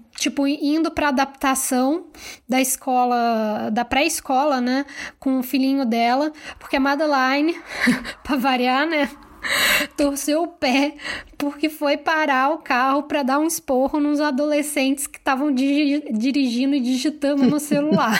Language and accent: Portuguese; Rio de Janeiro, Brazil; eu sou carioca